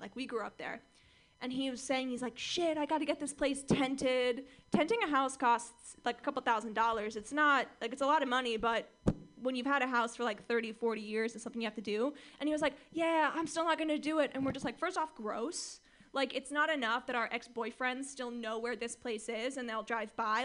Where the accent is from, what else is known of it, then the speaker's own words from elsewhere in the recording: Orange County, California, United States; I grew up in Orange County, California